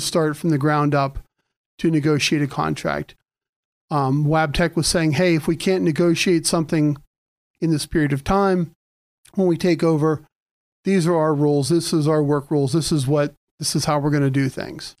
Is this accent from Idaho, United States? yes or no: no; Mercer County, Pennsylvania, United States; moved away as an adult; also born or lived in Erie, Pennsylvania; I was started out in Mercer County